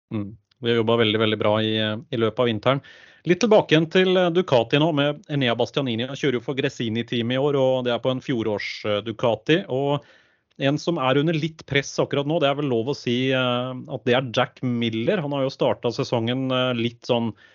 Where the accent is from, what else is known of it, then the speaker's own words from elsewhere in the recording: Øvre Romerike, Akershus, Norway; accent: thick l's; vi er fra Øvre Romerike, så det kan bli både tjukke l-er